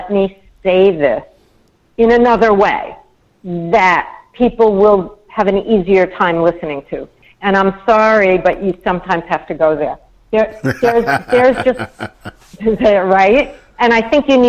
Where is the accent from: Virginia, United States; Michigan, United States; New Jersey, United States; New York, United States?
New York, United States; I was brought up in New York.